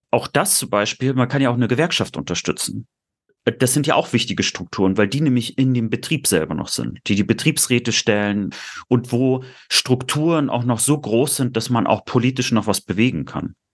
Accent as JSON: {"language": "German", "town": "Rostock", "region": "Mecklenburg-Vorpommern", "country": "Germany", "said": "ich brenne ja auch immer noch für meine Heimat. Ich nenne mich häufiger auch Lokalpatriot."}